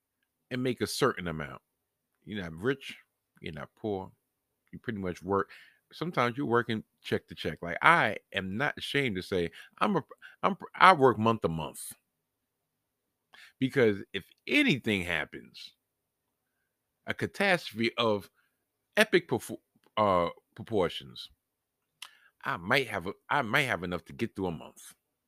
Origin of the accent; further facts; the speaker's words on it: New York, United States; I was born and raised in New York. I didn't come from another country.